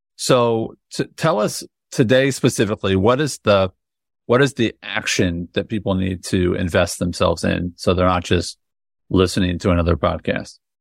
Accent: United States; I'm an American

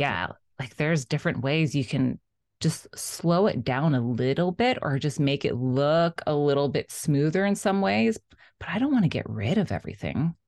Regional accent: South Florida, United States; I grew up in South Florida

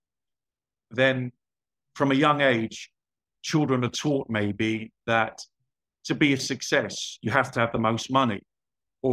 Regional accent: London, United Kingdom; moved away as an adult; also born or lived in Spain / Portugal / Cyprus / Copenhagen, Denmark; I was born in London. I grew up there

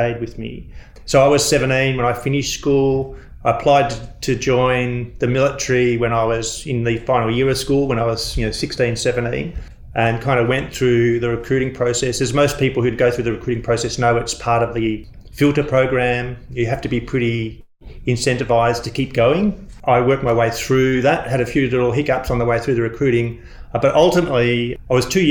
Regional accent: Melbourne, Victoria, Australia; I grew up in Victoria. I used to ride my bike up to Moorabbin Airport

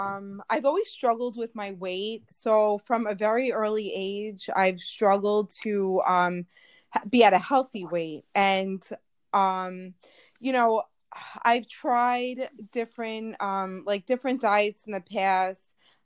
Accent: New York, United States; I am from New York, all the way on the other side of the pond.

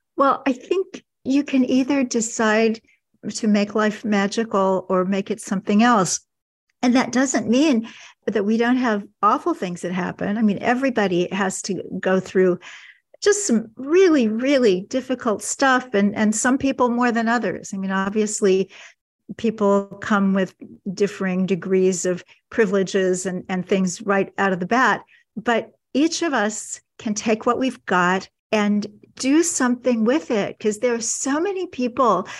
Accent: Kansas City, Missouri, United States; my hometown of Kansas City

